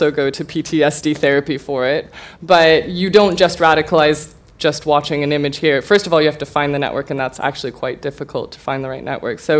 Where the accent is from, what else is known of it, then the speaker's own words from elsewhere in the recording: California, United States; I'm from California